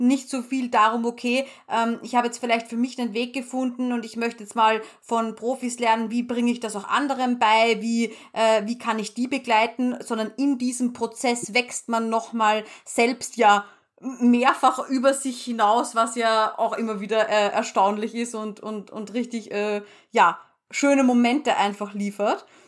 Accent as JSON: {"language": "German", "country": "Austria", "said": "bei uns in Österreich"}